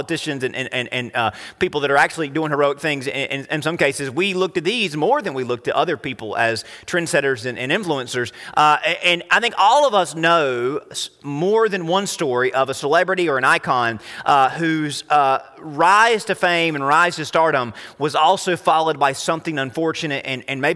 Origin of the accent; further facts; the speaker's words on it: United States; Americans and you were to compare us